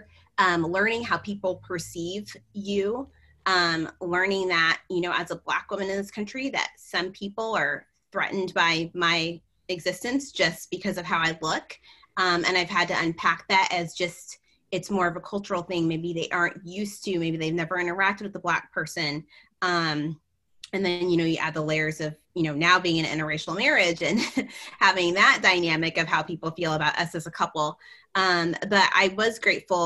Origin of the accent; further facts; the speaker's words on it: United States; being a first generation American